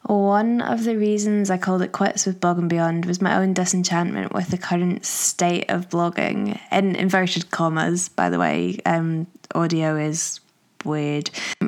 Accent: Manchester, North West England, United Kingdom; born there; accent: posh Glaswegian; now in Glasgow, United Kingdom; I live just outside of Glasgow, but I have a bit of a weird accent because I was born in Manchester. So I think I just sound a bit like a posh Glaswegian

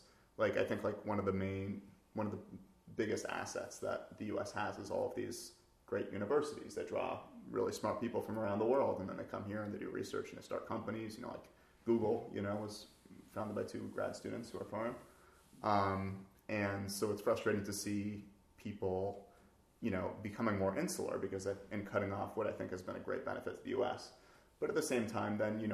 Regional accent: United States; also born or lived in Seattle; I'm an American engineer

